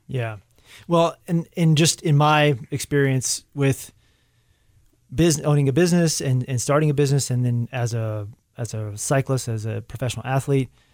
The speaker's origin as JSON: {"language": "English", "region": "Arkansas", "country": "United States", "tie": "born or raised there", "moved": "yes", "said": "whenever I'm back in Arkansas, I always make a, a point to try to swing by the high school or get together with the cross-country team and the coach that was there, uh, is the, my coach when I was in high school is still there"}